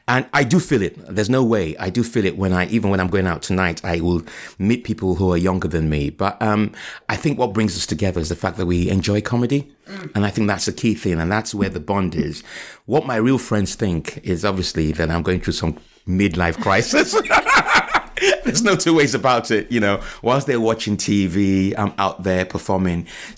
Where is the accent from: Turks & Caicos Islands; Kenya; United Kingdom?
United Kingdom; Liverpool, North West England; born there; No, it was brilliant. I was born in Liverpool.